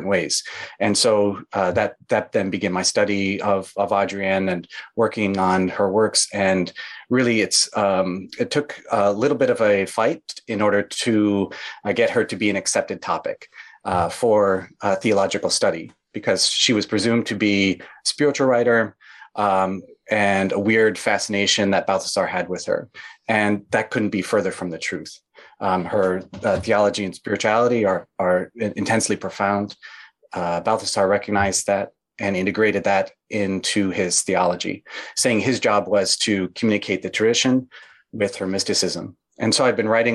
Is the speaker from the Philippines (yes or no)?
no; Midwest, United States; I grew up in the Midwest in the United States, a rural town.